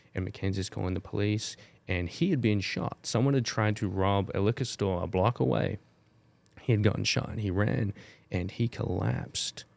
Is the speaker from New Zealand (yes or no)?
yes; New Zealand; moved away; growing up in New Zealand, and I grew up in the generation that st-, really started learning, um, Te Reo in, in school from five year old